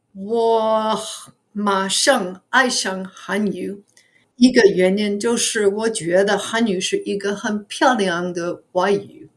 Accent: New York City, New York, United States; Chinese is a second language; now in New Jersey, United States; 我在纽约市出生的，可是现在我居在纽泽西，呃，离纽约市不远

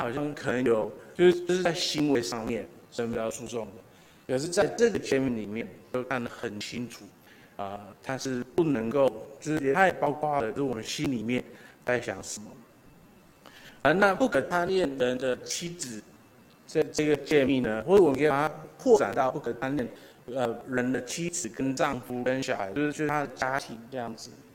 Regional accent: Taiwan; 我我也好好的赞美了我们台湾人

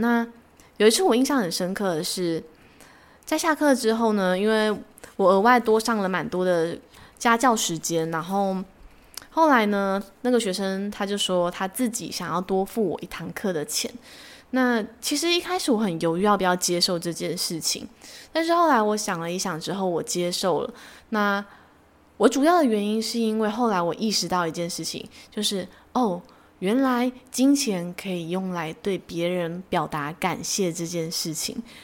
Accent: Taiwan; 我出生在台湾

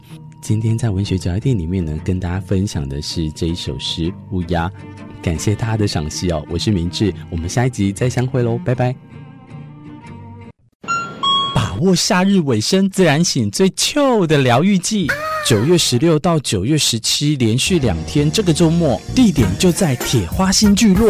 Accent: Tainan, Taiwan; now in Taitung, Taiwan; 我每次都跟大家自称我是台南人哦，然后但是现在我在台东工作，我在台东这个地方生活，

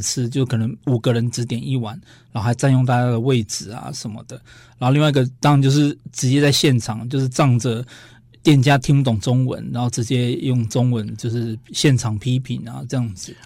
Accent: Taiwan; 我们台湾人

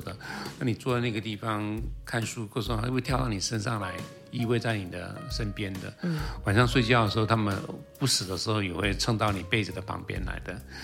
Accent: Taiwan; 我是台湾来的

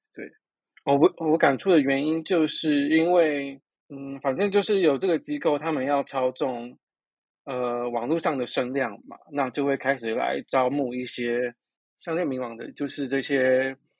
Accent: Taiwan; 我们台湾人

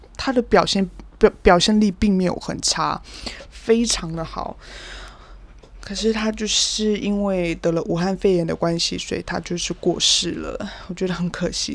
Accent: Kaohsiung, Taiwan; moved away; 毕竟我高雄人嘛

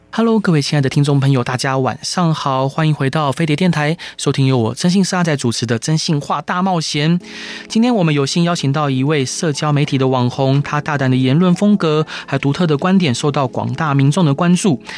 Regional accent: Taiwan; 我们台湾人非常的健忘

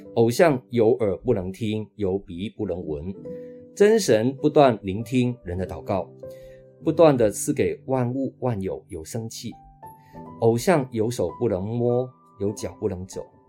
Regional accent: Hong Kong; now in Taiwan; 我是本身是在香港长大的，我的爸爸在二零零七年因为小脑的中风已经安息主怀了，那妈妈今年是八十七岁了

